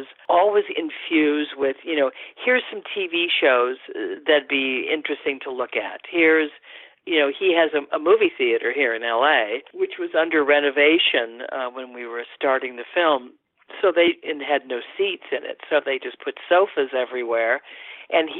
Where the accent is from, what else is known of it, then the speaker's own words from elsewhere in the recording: Los Angeles, California, United States; I am an Angeleno, and of course was a teenager at that time